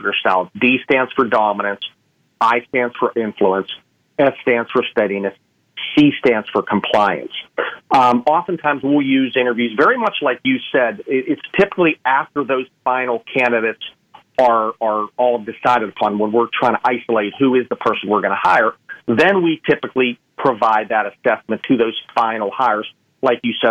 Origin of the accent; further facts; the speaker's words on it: Pittsburgh, Pennsylvania, United States; moved away; I'm from Pittsburgh, Pennsylvania, originally. And my parents' house fell in a coal mine.